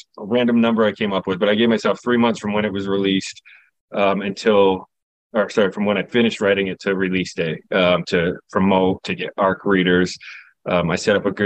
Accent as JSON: {"language": "English", "town": "Newport", "region": "New Hampshire", "country": "United States", "tie": "born or raised there", "said": "Newport is actually my hometown growing up. So it's a real town in New Hampshire"}